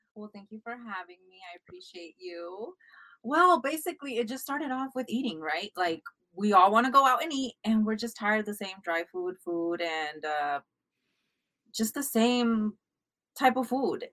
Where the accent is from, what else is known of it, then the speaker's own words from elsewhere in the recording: United States; I grew up also here in America, also as an immigrant